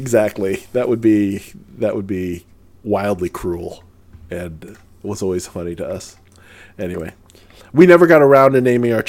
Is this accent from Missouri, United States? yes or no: yes; St. Louis, Missouri, United States; When I grew up in St. Louis, Missouri